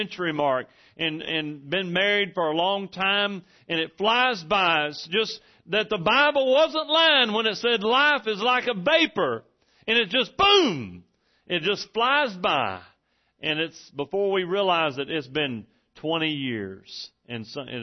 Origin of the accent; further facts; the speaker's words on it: Texas, United States; I'm from Texas